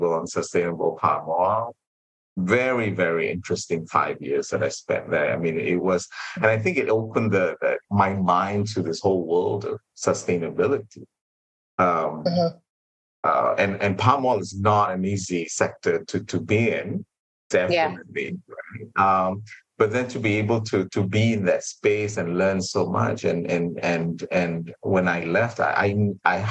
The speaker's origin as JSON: {"language": "English", "country": "Malaysia", "said": "being Malaysian"}